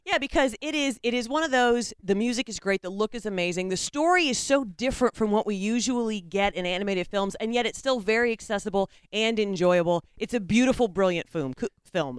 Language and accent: English; United States; we, as the American public